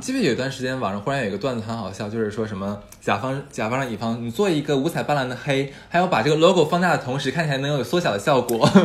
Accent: Harbin, Heilongjiang, China; 我是哈尔滨人

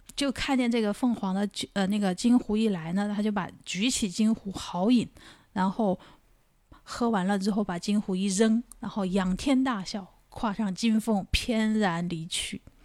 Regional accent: Wanzhou, Chongqing, China; moved away; 虽然是个小地方啊，但是万州呢，产一款酒

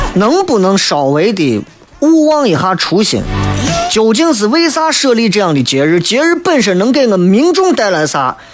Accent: Xi'an, Shaanxi, China; 作为一个西安人

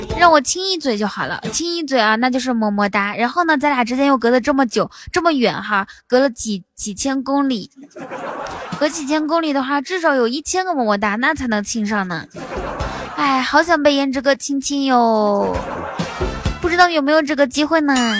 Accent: Inner Mongolia, China; 我是内蒙古人。小，我从小骑马长大的

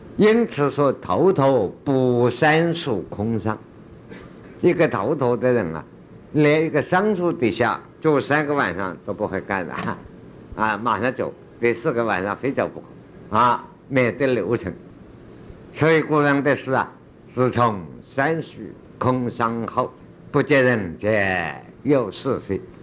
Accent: China; 我们中国人

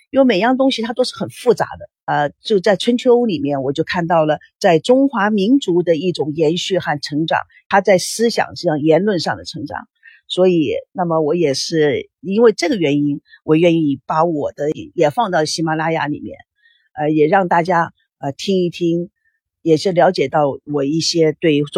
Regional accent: United States; Chinese is a second language; also born or lived in Taiwan; now in China; 我是从美国来的，美国到了台湾，美国到了大陆

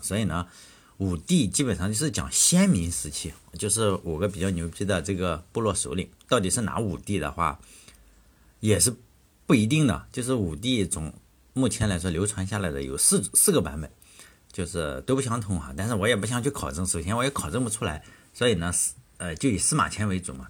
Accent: Shandong, China; 我老家是山东

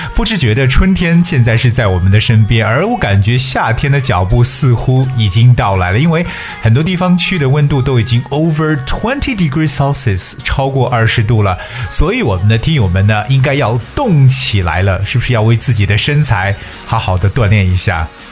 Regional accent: China; 我们中国人常讲的游泳圈

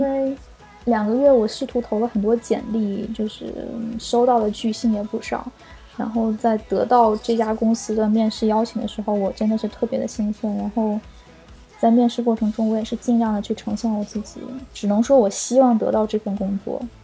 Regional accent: China; moved away as an adult; now in Sweden; 因为我今年二十三岁嘛， 我觉得我之前的二十二年都是在中国度过的

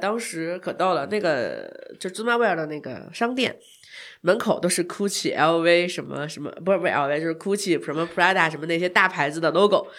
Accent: China; 因为当时他们说我是从中国来的嘛

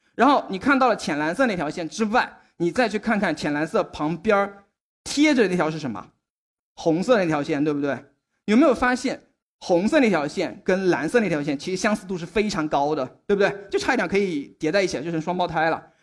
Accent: Shaoxing, Zhejiang, China; moved away as an adult; also born or lived in Tianjin; 然后秦屋呢，其实是我出生的一个小山村，我是浙江人

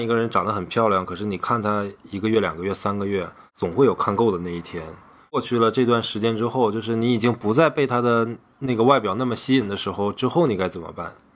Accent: Northeast China, China; 作为一个东北人

